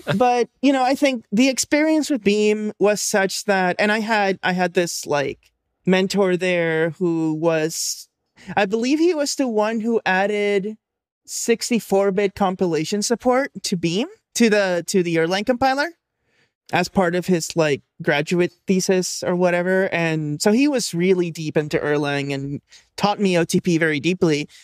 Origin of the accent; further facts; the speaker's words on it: Puerto Rico; moved away as an adult; now in East San Francisco Bay, United States; I'm originally from there. I only moved here for, like, college and stuff, so I basically grew up there